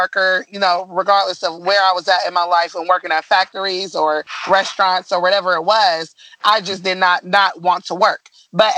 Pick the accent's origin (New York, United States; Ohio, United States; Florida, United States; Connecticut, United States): Ohio, United States; Columbus; moved away as an adult; also born or lived in Dayton, Ohio; right after I was born, my mom had moved us to Columbus. So we had stayed there for years. I was basically raised in Columbus.